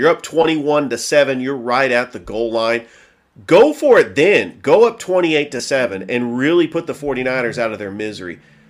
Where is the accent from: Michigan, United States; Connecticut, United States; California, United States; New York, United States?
California, United States; San Francisco; now in Georgia, United States; Born and raised in the San Francisco Bay Area. I've lived in Georgia since 2006.